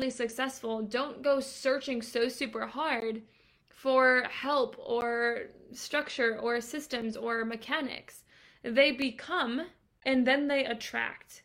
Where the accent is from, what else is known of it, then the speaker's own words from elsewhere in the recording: Boston, Massachusetts, United States; moved away as an adult; now in Atlanta, United States; I'm from Boston originally